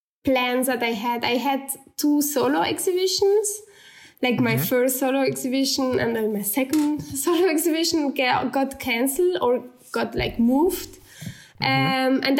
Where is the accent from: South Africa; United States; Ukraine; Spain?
Spain; Barcelona, Catalonia; English is a second language; moved away as an adult; now in Munich, Germany; I'm still from Barcelona.